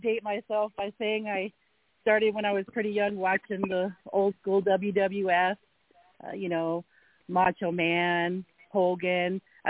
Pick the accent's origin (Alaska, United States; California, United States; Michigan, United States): Alaska, United States; I'm born and raised in Alaska. I lived out of state a little bit